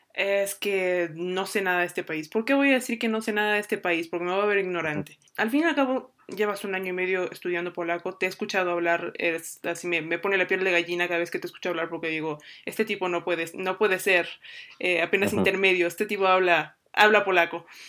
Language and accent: Spanish; Mexico; cuando yo estaba en Japón éramos, em, dos mexicanos